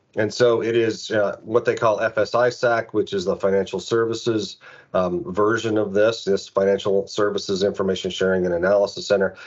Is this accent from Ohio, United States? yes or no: no; Phoenix, Arizona, United States; moved away as an adult; also born or lived in Cincinnati; to be able to come home um, as the special agent in charge of, of the of the Phoenix office to to be the the lead federal officer, you know, the lead federal agent um, in my hometown